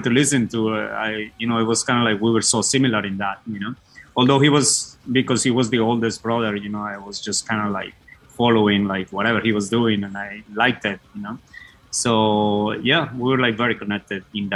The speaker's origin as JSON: {"language": "English", "region": "Bogotá", "country": "Colombia", "tie": "born or raised there", "moved": "as an adult", "lives_now": "United States", "said": "I founded the band …, or …, as we say it in Colombia, with my brother and another guy in the neighborhood where we were living in Bogota"}